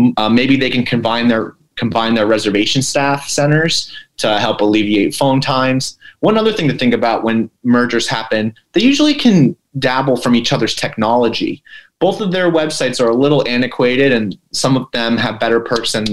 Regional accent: Pennsylvania, United States; I'm from Pennsylvania

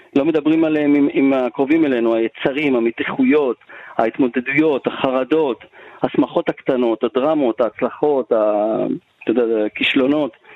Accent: Yehud, Central District, Israel; גדלתי ביהוד

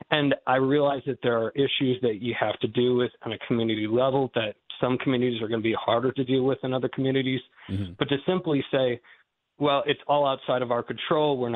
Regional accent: Goshen, Indiana, United States; born there; also born or lived in Massachusetts / North Carolina / Texas / Malawi; As was mentioned, um, I was born here in Goshen, and I've lived a number of different places since then um, Massachusetts, North Carolina, Texas, Malawi, Africa for a number of years.

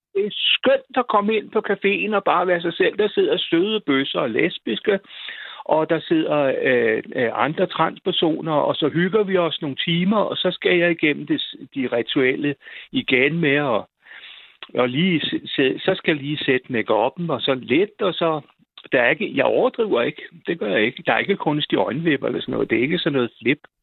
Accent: Roskilde, Zealand, Denmark; Jeg kommer fra Roskilde

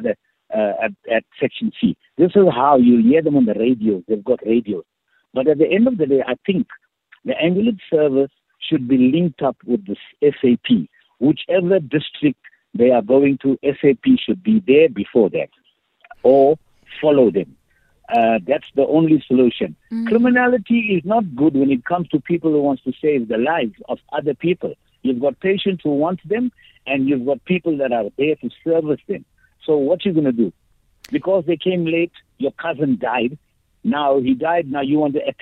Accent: Durban, KwaZulu-Natal, South Africa; I'm from Durban, Natal.

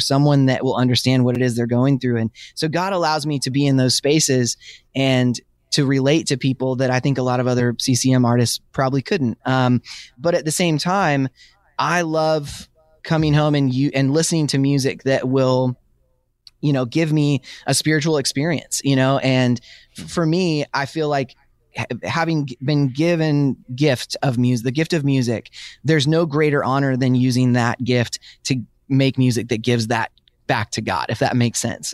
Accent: Washington, United States; I grew up in Washington State

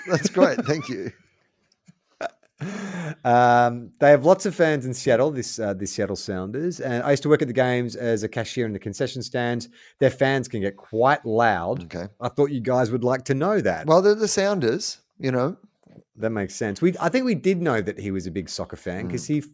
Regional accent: Perth, Western Australia, Australia; When I was about 10, growing up in Perth, me and my best mate decided we would start a band.

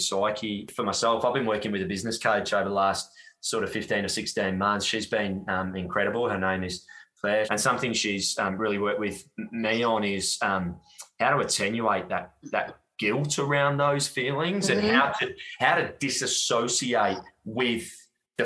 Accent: Gold Coast, Queensland, Australia; I grew up in Southeast Queensland on the sunny Gold Coast when it was still 500,000 people

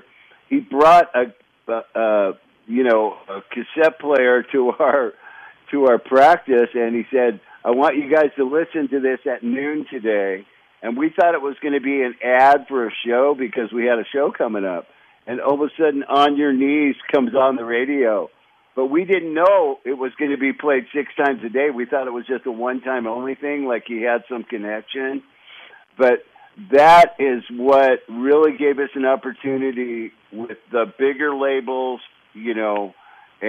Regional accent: Los Angeles, California, United States; also born or lived in Loma Linda, California; I just kind of grew up in California

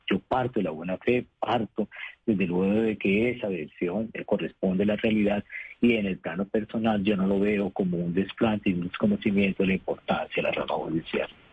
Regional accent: Bucaramanga, Santander, Colombia; moved away; also born or lived in Bogotá; el de Bucaramanga, obviamente, porque soy de la, de la ciudad de donde soy oriundo

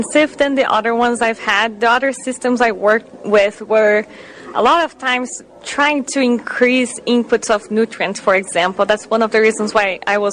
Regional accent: Brazil; English is a second language; moved away as an adult; now in Wisconsin, United States; Yes, I do have a little bit of an accent. So I grew up in Brazil

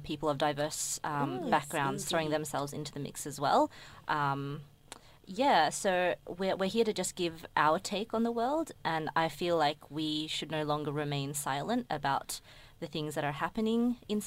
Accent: Melbourne, Victoria, Australia; I'm Indonesian born here

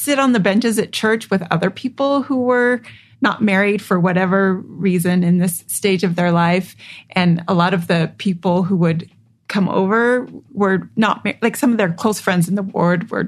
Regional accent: Provo, Utah, United States; I grew up in Provo, Utah, an only child living with my mom and my grandma

